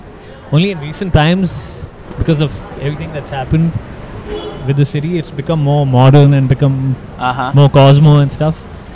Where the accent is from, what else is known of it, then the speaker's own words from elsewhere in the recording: Kuwait; now in Bangalore, India; I wasn't even in Bangalore. I grew up in Kuwait, and I came to Bangalore in 97